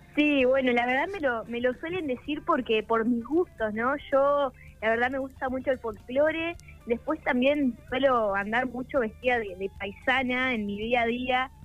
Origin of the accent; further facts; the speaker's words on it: Parera, La Pampa, Argentina; Parera es un pueblito al norte de La Pampa de, de 3.000 habitantes